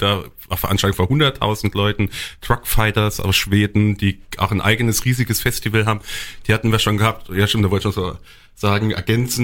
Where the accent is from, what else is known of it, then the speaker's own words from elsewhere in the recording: Mittelbollenbach, Rhineland-Palatinate, Germany; ich bin jetzt selbst Mittelbollenbacher, also gebürtiger Daler